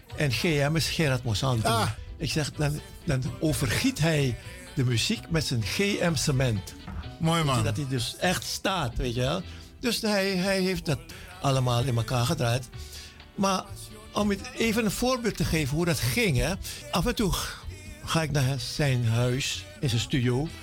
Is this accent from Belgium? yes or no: no; Jakarta, Indonesia; moved away; Ik ben geboren in Indonesië, in Jakarta, vroeger Batavia.